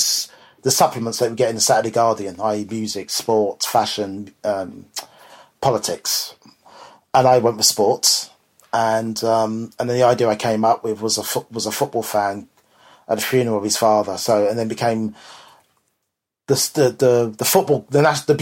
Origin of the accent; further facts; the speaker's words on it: London, United Kingdom; I grew up in West London